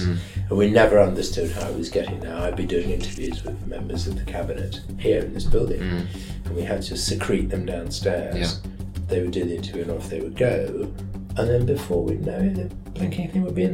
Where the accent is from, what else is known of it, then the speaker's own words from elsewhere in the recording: Manchester, North West England, United Kingdom; moved away as an adult; also born or lived in London; I'm born and bred in Manchester.